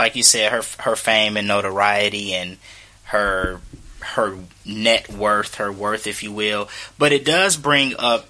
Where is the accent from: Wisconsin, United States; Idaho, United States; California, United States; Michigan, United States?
Michigan, United States; Detroit; because we're from Detroit